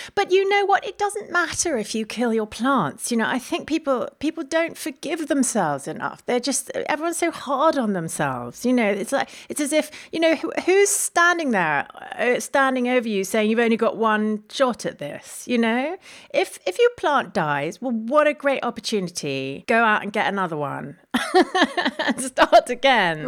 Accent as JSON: {"language": "English", "region": "London", "country": "United Kingdom", "tie": "born or raised there", "said": "I was born, born in London and raised in London."}